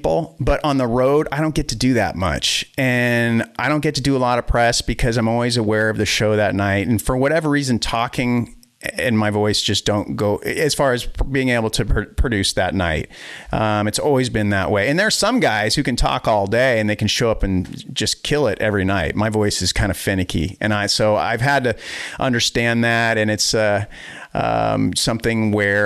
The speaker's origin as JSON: {"language": "English", "region": "Wisconsin", "country": "United States", "tie": "born or raised there", "also_born_or_lived": "Boston, Massachusetts / Weymouth, Massachusetts", "said": "then we moved to Wisconsin from the Boston area"}